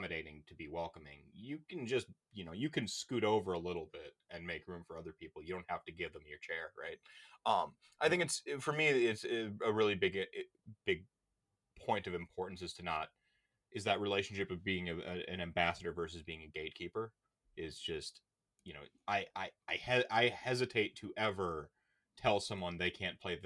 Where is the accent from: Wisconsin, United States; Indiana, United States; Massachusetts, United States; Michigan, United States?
Wisconsin, United States; Milwaukee; moved away; I don't live in my hometown anymore. I don't live in Milwaukee where I just, you know, I love, where all my friends kind of are.